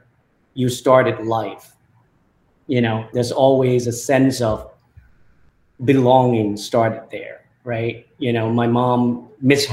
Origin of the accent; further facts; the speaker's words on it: Thailand; English is a second language; moved away as an adult; also born or lived in UC Berkeley, California; my early life growing up in Thailand